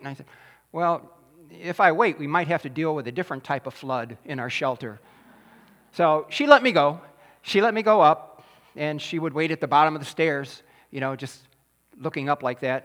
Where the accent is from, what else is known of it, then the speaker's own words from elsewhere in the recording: Taylor, Michigan, United States; I grew up in Taylor, Michigan